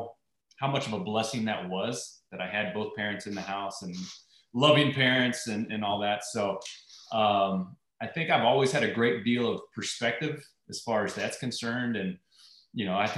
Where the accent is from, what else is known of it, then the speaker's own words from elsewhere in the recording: Irving, Texas, United States; I grew up in Irving, Texas, which was just right outside of Dallas